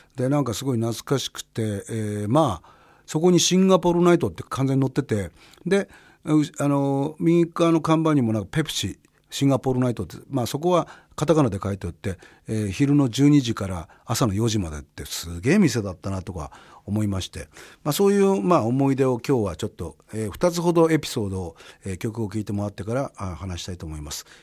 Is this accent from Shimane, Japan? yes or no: no; Kurihara, Miyagi, Japan; moved away as an adult; also born or lived in Ichinoseki, Iwate / Sendai, Miyagi; now in Tokyo, Japan; 俺はあの宮城県の栗原市っていうとこから学校岩手県の一関市っていうとこに行って、まあ、そこ大学になって仙台行って